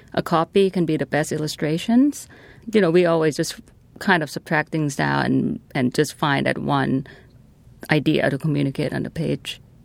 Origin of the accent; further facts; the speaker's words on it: Thailand; now in Washington, United States; I'm from Thailand.